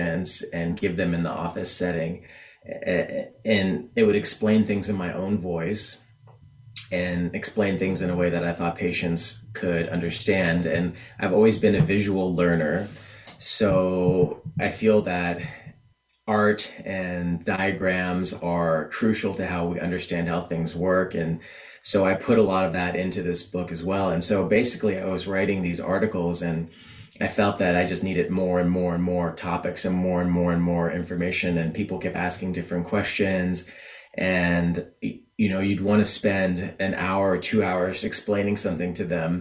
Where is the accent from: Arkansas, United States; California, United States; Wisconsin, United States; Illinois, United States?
California, United States; moved away as an adult; also born or lived in Ireland / Tennessee / New York City; I'm originally from California and always wanted to come back home and be closer to family